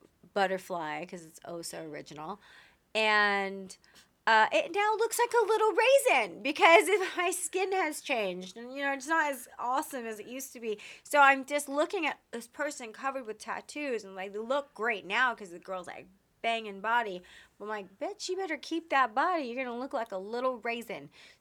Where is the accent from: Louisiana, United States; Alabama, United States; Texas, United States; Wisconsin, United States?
Texas, United States; We're from Texas and she moved out here and just kind of really embraced the wildness of California.